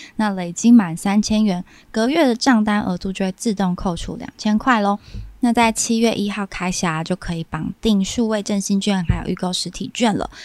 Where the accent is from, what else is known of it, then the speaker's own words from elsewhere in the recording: Kaohsiung, Taiwan; moved away as an adult; now in Taipei, Taiwan; 我是高雄人嘛，然后所以搬来台北工作